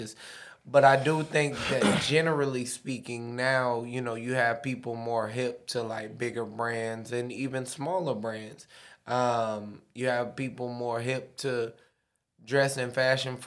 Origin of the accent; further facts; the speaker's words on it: Jacksonville, Florida, United States; I'm from Duval County